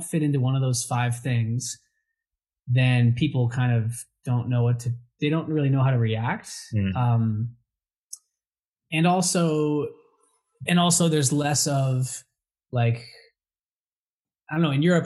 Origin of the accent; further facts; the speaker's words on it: New England, United States; moved away as an adult; also born or lived in Spain; I grew up in New England